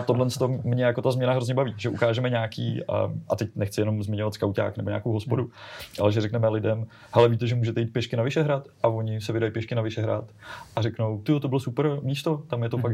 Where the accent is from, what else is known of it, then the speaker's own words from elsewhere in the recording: Czechia; my jako Češi